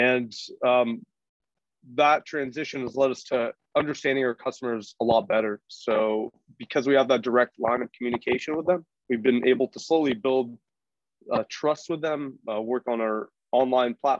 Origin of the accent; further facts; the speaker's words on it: San Francisco Bay Area, California, United States; I grew up in the San Francisco Bay Area